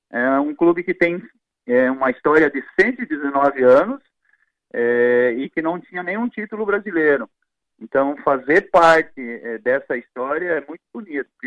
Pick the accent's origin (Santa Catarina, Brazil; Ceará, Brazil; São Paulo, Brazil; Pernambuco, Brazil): Santa Catarina, Brazil; Quilombo; born there; also born or lived in Paraná / Rio Grande do Sul; depois meus pais foram lá para Santa Catarina, cidade chamada Quilombo, onde eu nasci. Foram mais adiante depois para o Paraná, morei uma época no Paraná e depois a gente regressou ao, ao Rio Grande do Sul, é, essa cidade chamada Paraí